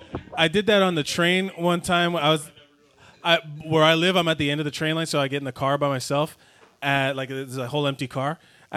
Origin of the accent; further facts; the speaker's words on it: Miami, Florida, United States; I'm from South Florida. I'm from Miami